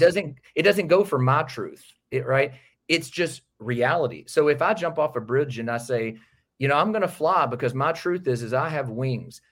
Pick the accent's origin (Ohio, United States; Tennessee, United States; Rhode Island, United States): Tennessee, United States; outside Nashville; just outside of Nashville, Tennessee. born and raised in that area